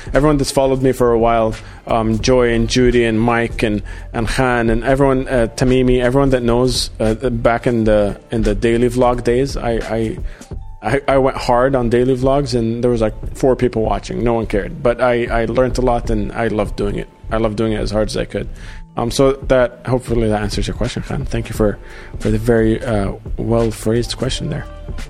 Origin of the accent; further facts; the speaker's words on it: Sydney, New South Wales, Australia; I grew up in Australia. I grew up in Sydney, and I definitely don't sound Australian whatsoever now.